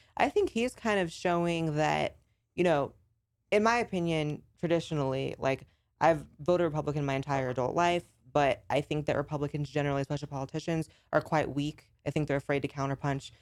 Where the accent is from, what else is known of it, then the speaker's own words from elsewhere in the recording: California, United States; moved away as an adult; I grew up in California and I had to escape L A 'cause of the lockdowns